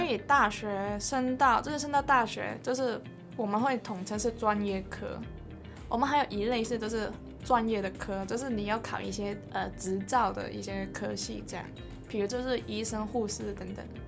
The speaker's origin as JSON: {"language": "Chinese", "country": "Hong Kong", "moved": "as an adult", "lives_now": "Kaohsiung, Taiwan", "said": "身为一个香港人"}